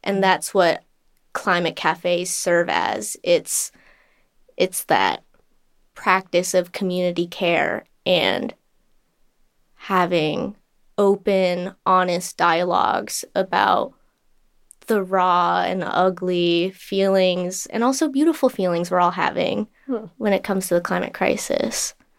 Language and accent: English; Southern California, United States; I grew up in Southern California my entire life